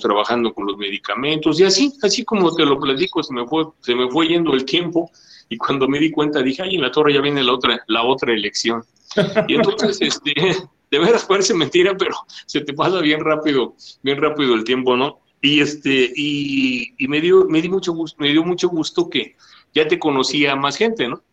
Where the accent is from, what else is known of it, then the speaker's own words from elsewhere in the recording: Mexico City, Mexico; Yo también soy de Gustavo Madero